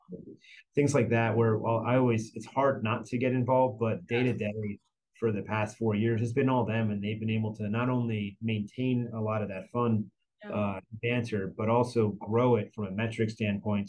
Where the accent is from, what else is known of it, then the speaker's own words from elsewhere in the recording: New Jersey, United States; moved away; I grew up in New Jersey